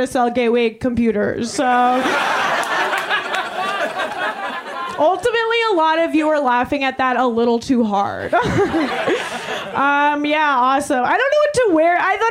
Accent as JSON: {"language": "English", "area": "Long Island", "region": "New York", "country": "United States", "moved": "yes", "lives_now": "Chicago, United States", "said": "I'm a Jew from Long Island"}